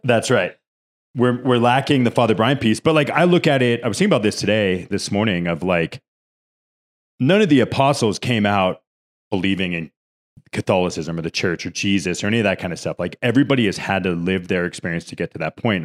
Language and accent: English; California, United States; now in Denver, United States; I'm from California